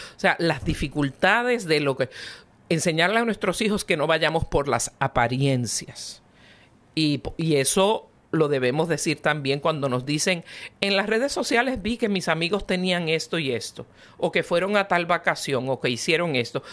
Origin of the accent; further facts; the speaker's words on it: Venezuela; now in United States; yo soy bien venezolana